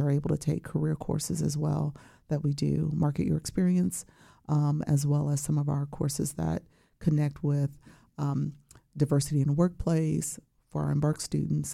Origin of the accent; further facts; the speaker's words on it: Chicago, Illinois, United States; also born or lived in Champaign-Urbana, Illinois; I'm originally from Chicago, Illinois, okay. and went to Morgan Park High School